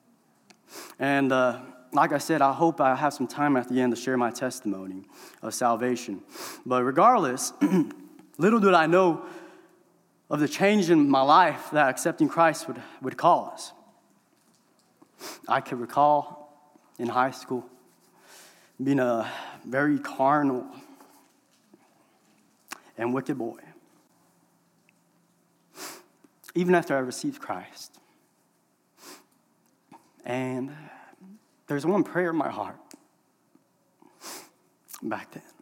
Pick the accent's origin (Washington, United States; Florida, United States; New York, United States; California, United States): California, United States; I'm from California